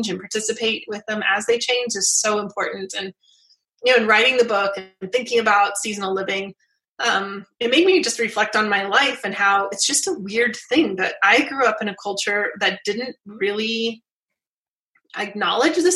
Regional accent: Southwest Utah, United States; I grew up in Southwest Utah

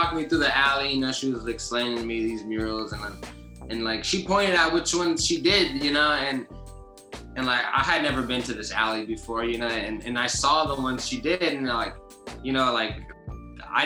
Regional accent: Pinole, California, United States; also born or lived in Oakland; I'm from the Bay. You know, I was born in Oakland, raised in Pinole

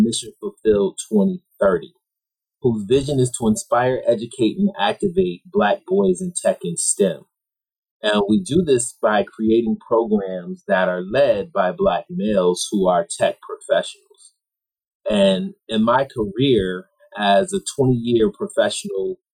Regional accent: Rochester, New York, United States; I'm from Rochester, New York, which is a blue-collar city. I didn't know any professionals growing up

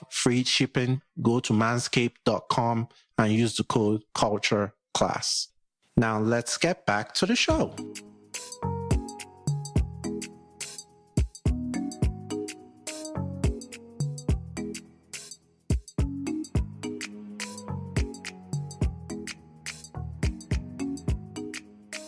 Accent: Nigeria; now in United States; I live in the U.S., but I'm Nigerian

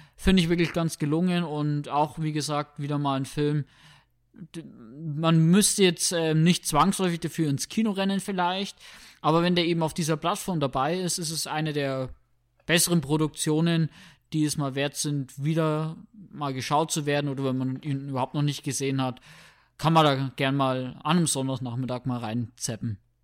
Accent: Germany

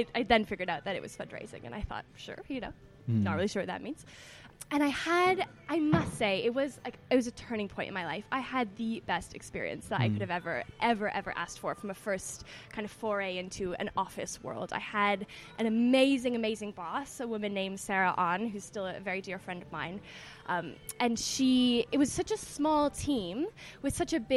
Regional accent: Toronto, Ontario, Canada; moved away as an adult; also born or lived in New York, United States; now in London, United Kingdom; I'm from Toronto originally, I'm a Canadian.

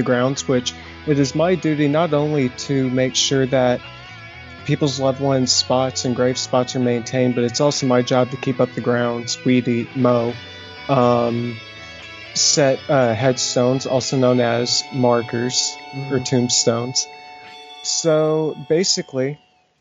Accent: Knoxville, Tennessee, United States; I am from Knoxville, Tennessee

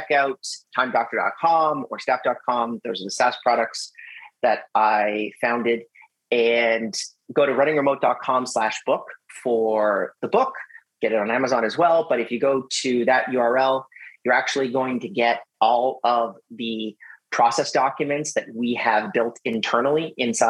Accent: Canada; we're both Canadian

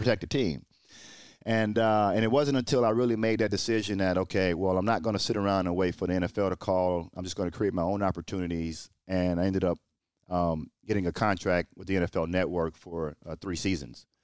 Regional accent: Port Arthur, Texas, United States; moved away as an adult; growing up in Port Arthur, Texas, surrounded by drug abuse and violence

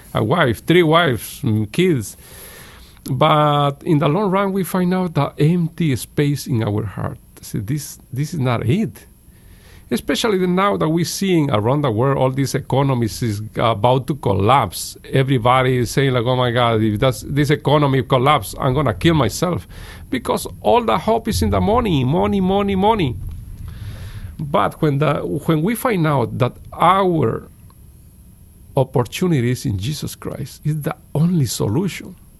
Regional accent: Guatemala; English is a second language; now in United States; I was at the age of maybe 4 or 5 years old in Guatemala

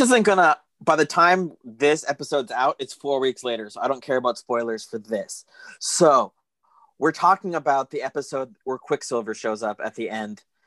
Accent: Pima County, Arizona, United States; I'm from Pima County

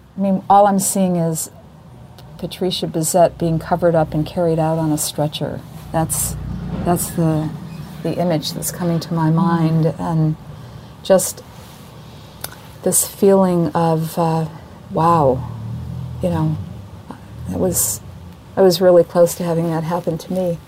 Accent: Saratoga Springs, New York, United States; moved away as an adult; also born or lived in Boston, Massachusetts; I was going to a college that was bigger than my hometown. Saratoga had 12,000 people

